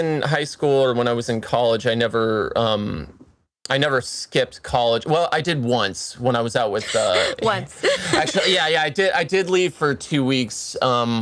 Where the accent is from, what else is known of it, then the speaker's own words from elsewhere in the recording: Columbus, Ohio, United States; Columbus, Ohio, which is my hometown